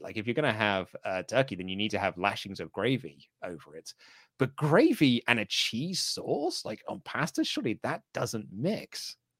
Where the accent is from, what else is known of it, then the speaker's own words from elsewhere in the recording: United Kingdom; I'm British